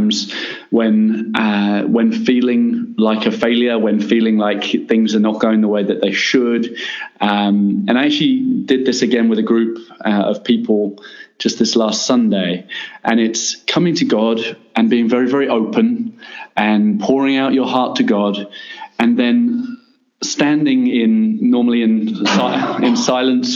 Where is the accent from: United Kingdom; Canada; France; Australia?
United Kingdom; England; moved away as an adult; now in Middle East; As an Englishman